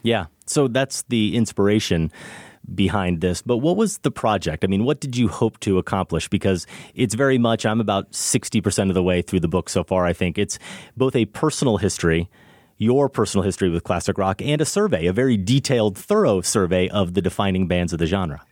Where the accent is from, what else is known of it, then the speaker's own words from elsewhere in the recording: Iowa, United States; growing up in Iowa